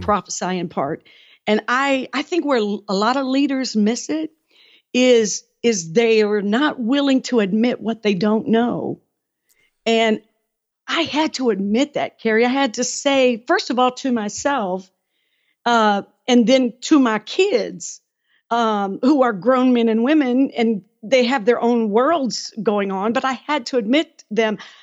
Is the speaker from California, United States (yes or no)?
no; Detroit, Michigan, United States; moved away as an adult; also born or lived in West Virginia; I was from Detroit